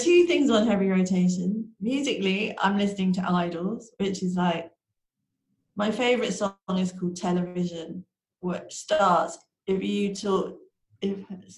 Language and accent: English; London, United Kingdom; Here in London, which is where I'm from. I'm a Londoner. I was born in London